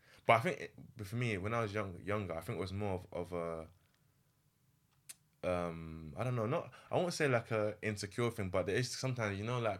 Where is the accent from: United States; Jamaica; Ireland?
Jamaica; You're African, I'm Jamaican. We're not together.